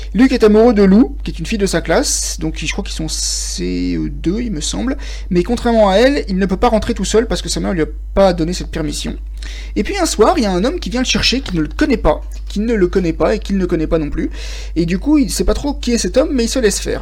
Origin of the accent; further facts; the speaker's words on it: France; moi je suis français